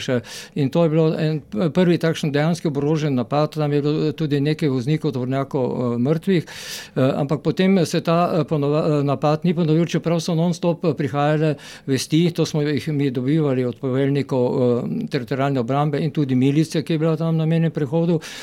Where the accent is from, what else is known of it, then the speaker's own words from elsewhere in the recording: Maribor, Slovenia; also born or lived in Graz; jaz sem iz Maribora